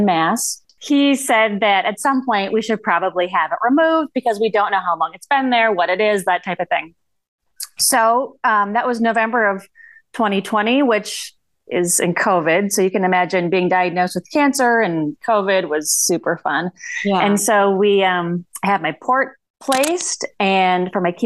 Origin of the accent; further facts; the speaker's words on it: northern Minnesota, United States; now in suburbs of Minneapolis, United States; I'm from a super small town in northern Minnesota. Okay. If my accent doesn't give it away